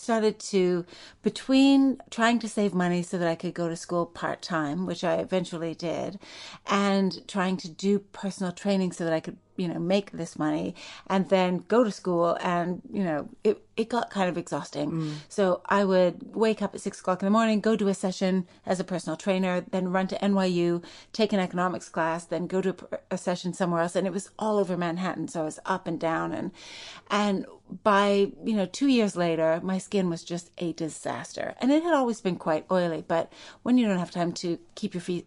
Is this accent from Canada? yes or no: yes; Saskatoon, Saskatchewan, Canada; moved away as an adult; also born or lived in New York; growing up in Saskatoon, Saskatchewan